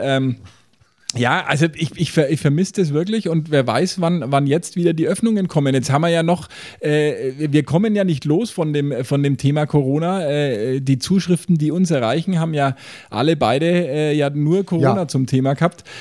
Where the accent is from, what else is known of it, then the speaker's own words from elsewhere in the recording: Franconia, Bavaria, Germany; bei uns in Franken